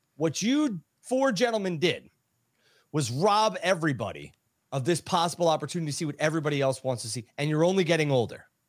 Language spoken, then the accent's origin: English; Chicago, Illinois, United States; his hometown in Chicago, which is my hometown